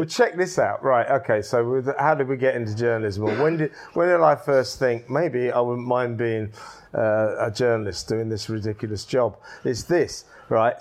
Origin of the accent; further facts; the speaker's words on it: Ashford, South East England, United Kingdom; also born or lived in Isleworth; that's where I grew up, Ashford, Middlesex.